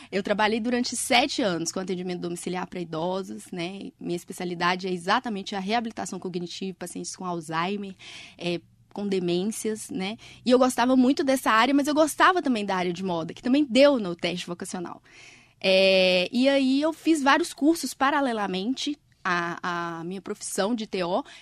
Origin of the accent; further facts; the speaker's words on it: Teófilo Otoni, Minas Gerais, Brazil; born there; É, e eu nasci lá e, na verdade, eu não fui criada em Teoflotônia, minha formação não foi lá, porque meu pai trabalhava na Caixa Econômica, então ele mudava